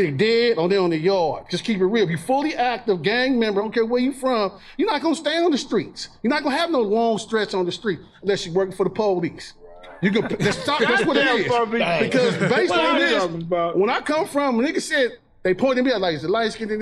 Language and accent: English; Long Beach, California, United States; I'm original BG from Eastside Long Beach